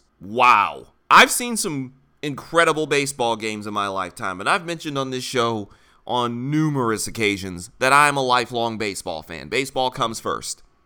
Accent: Detroit, Michigan, United States; I'm from Detroit.

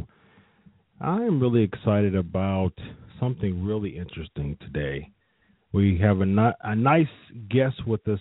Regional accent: Ohio, United States; I'm from Ohio

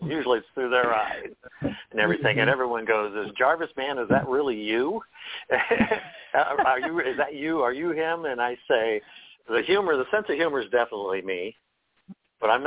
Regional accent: Des Moines, Iowa, United States; now in Westminster, Colorado, United States; Born and raised in Iowa, Des Moines, Iowa

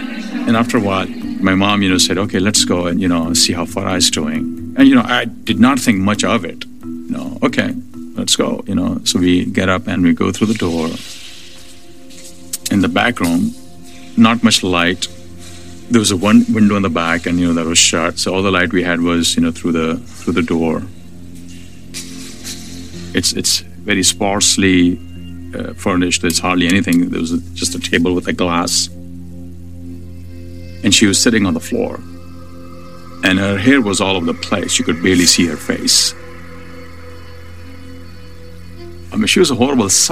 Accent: Karachi, Sindh, Pakistan; I grew up in Karachi. That's where I was born and raised.

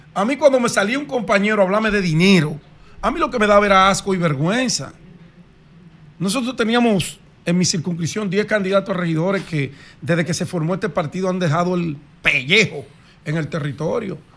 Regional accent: Dominican Republic; Yo como buen dominicano

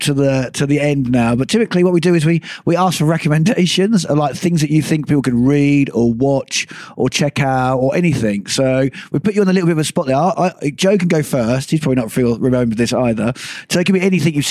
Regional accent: Suffolk, East of England, United Kingdom; I'm from Suffolk, which is the countryside

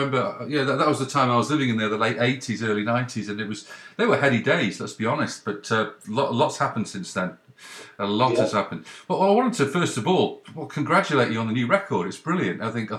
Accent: Cheadle, North West England, United Kingdom; moved away as an adult; also born or lived in Leeds / Midlands / London; now in Canada; I was born in Leeds, brought up in Cheadle, went in sort of Cheshire, and went to school in the Midlands.

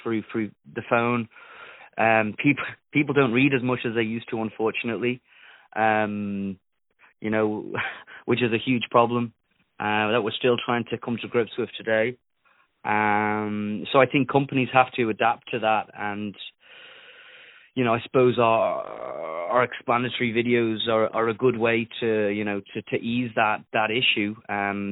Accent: Isle of Man; accent: Isle of Man; my accent because it's an Isle of Man accent, so it's a little bit strange

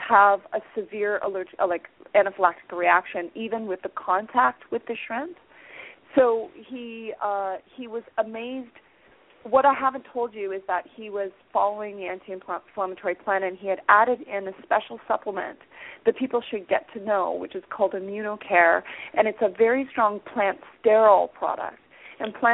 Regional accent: Hamilton, Ontario, Canada; my hometown of Hamilton, Ontario

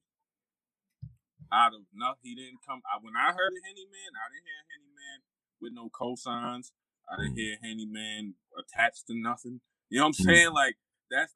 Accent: Massachusetts, United States; I'm from Massachusetts

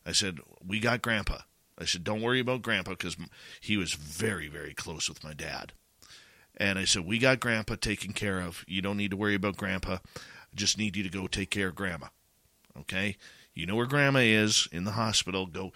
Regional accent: Abbotsford, British Columbia, Canada; moved away; my hometown of Abbotsford, British Columbia

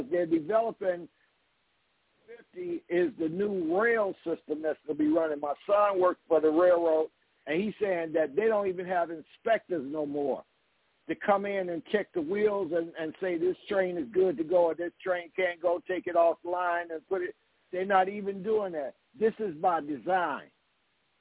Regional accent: Aberdeen, Mississippi, United States; I was born right outside of Amory in Aberdeen

